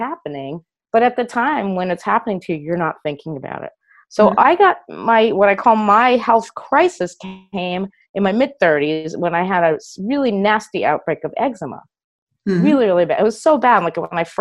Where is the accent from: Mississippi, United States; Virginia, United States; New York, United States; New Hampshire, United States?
New York, United States; New York City; moved away as an adult; now in California, United States; I grew up in New York City, and I moved to California in the late 80s